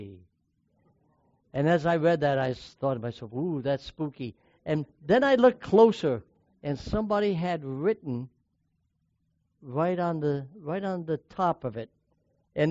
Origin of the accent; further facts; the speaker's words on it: New York, United States; When I was growing up in New York State